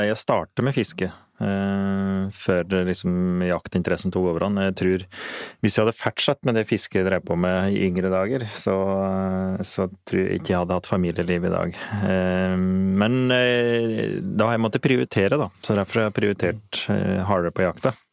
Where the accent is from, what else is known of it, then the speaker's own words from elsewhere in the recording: Eastern Norway, Norway; Slik som jeg vokste opp på Østlandet, så er det ganske enkelt å få fisk òg.